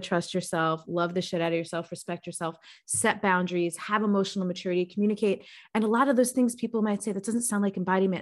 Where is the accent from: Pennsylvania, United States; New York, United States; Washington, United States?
New York, United States; moved away as an adult; also born or lived in Baltimore; being a New Yorker growing up in that environment.